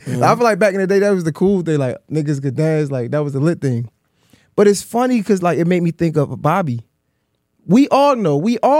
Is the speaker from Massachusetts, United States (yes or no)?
yes; Boston, Massachusetts, United States; I'm from Boston.